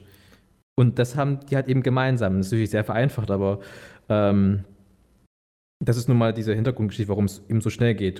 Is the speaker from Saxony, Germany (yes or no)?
yes; Bautzen, Saxony, Germany; moved away; Ich bin gebürtiger Bautzner, dort geboren, dort aufgewachsen